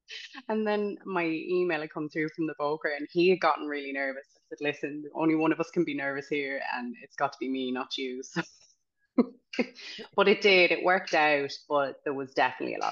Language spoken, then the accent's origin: English; County Galway, Connacht, Ireland; moved away as an adult; also born or lived in Dublin; now in Galway, Ireland; I'm originally from Galway County, so my mother would say we're country.